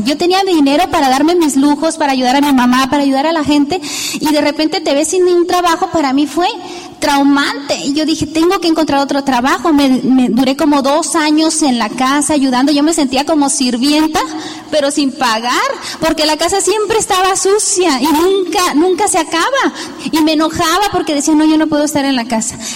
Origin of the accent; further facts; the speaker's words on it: Tijuana, Baja California, Mexico; also born or lived in Juan José Ríos, Sinaloa; Ahí nacimos y crecimos a la edad de 10 años, a la edad de 7 años, nosotros emigramos a Tijuana.